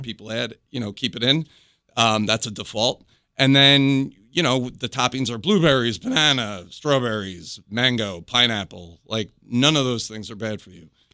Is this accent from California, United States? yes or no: no; New York, United States; moved away as an adult; now in North Carolina, United States; I'm originally from New York